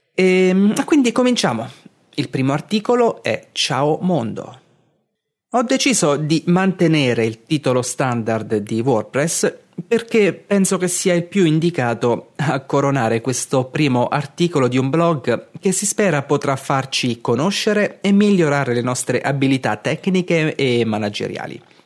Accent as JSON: {"language": "Italian", "town": "Castel di Sangro", "region": "Abruzzo", "country": "Italy", "tie": "born or raised there", "moved": "as an adult", "lives_now": "Martigny, Switzerland", "said": "sono cresciuto a Castel di Sangro, in Abruzzo, e da quasi tre anni vivo a Martigny, in Svizzera"}